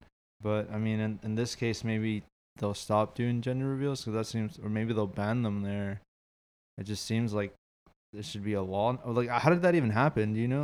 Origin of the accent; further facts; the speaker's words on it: Houston, Texas, United States; So I'm from Houston, Texas.